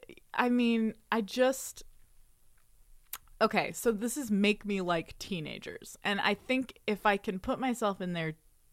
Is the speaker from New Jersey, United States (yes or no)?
no; Austin, Texas, United States; moved away as an adult; also born or lived in Olympia, Washington / New York; now in Los Angeles, United States; I grew up in Austin, Texas, which is a very, like, liberal, cool place